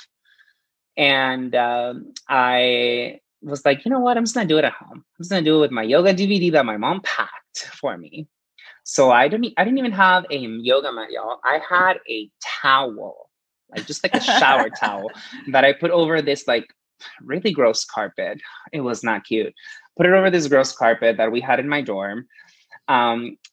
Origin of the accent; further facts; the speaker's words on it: Presidio, Texas, United States; also born or lived in Chihuahua, Mexico; I grew up in this really small border town called Presidio